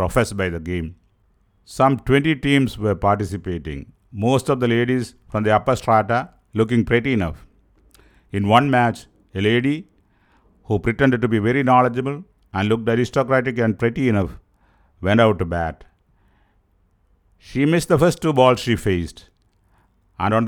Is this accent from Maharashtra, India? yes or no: no; Kerala, India